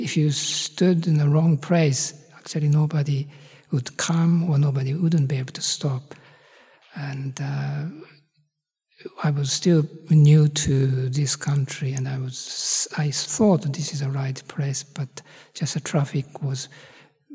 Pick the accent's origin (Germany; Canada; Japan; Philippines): Japan; moved away; I come from Japan